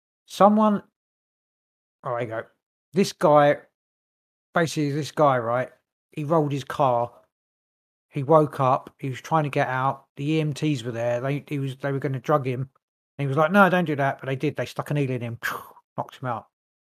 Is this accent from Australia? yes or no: no; Canada; I can do an American one, whatever, and then I'm Canadian.